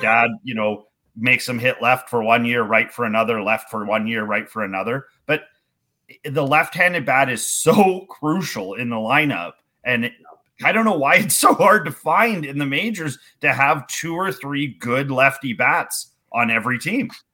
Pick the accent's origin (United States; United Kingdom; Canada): Canada; as being a Canadian baseball coach